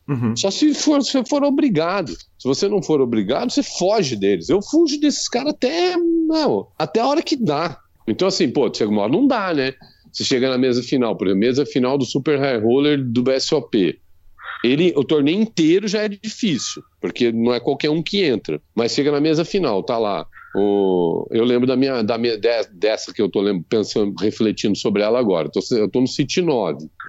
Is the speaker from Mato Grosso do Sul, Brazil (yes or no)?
no; interior of São Paulo, Brazil; also born or lived in Africa; eu sou caipira e no interior de São Paulo